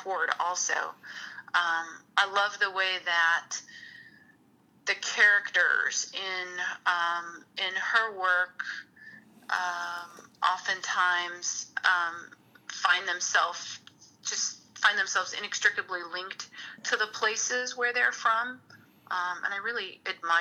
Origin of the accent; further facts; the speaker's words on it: Lansing, Illinois, United States; also born or lived in Hammond, Indiana; growing up in Lansing